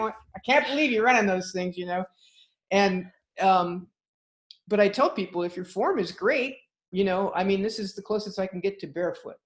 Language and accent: English; California, United States; as a Californian